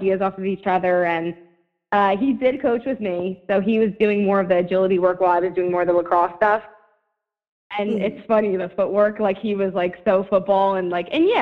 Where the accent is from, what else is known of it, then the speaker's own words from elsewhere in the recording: Toms River, New Jersey, United States; Toms River, my hometown